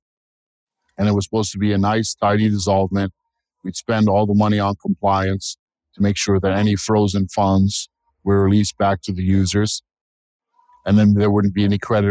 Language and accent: English; United States; I'm an American. I'm a patriot